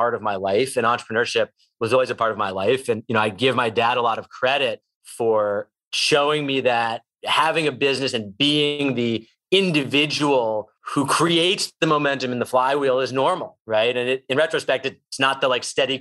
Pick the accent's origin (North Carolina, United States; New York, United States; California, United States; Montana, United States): New York, United States; Westchester County; I grew up in Westchester County in the 80s